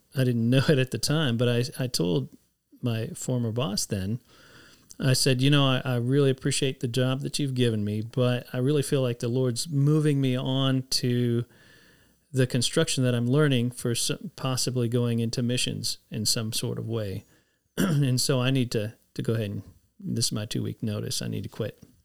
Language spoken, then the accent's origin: English; San Antonio, Texas, United States; I grew up in San Antonio